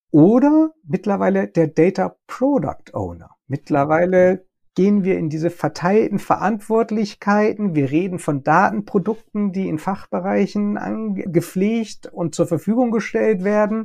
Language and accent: German; Germany; bei uns in Deutschland